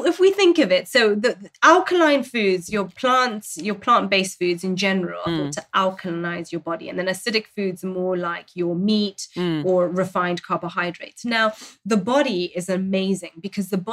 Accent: Zambia; in Zambia, I grew up in Zambia, and we have, again, a fermented milk that we naturally would have in our traditional diets

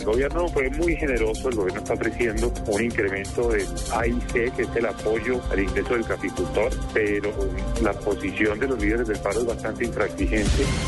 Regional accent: Colombia

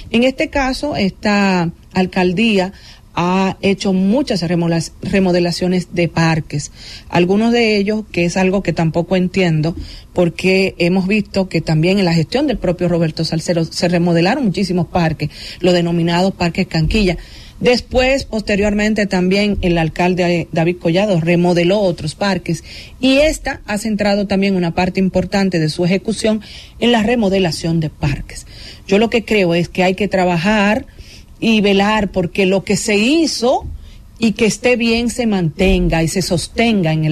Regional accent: Dominican Republic; Y yo quisiera, como dominicana, como periodista, como comunicadora

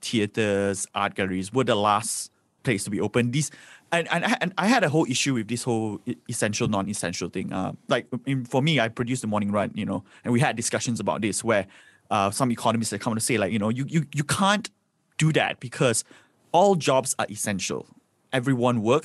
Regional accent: Subang Jaya, Selangor, Malaysia; I grew up in Subang Jaya

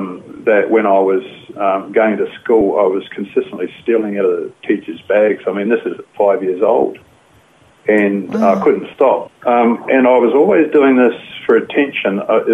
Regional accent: Fiji; born there; I think really what happened was I was born in Fiji. I had parents were working over there in Fiji, so I was born over there.

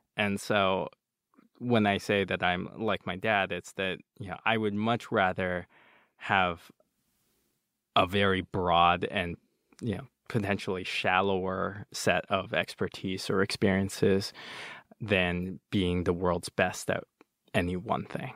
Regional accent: United States; also born or lived in Nanjing, China; they tried raising me as an American. Besides speaking only Chinese at home

